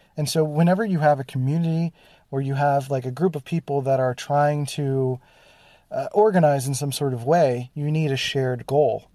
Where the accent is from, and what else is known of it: Philadelphia, Pennsylvania, United States; born or raised there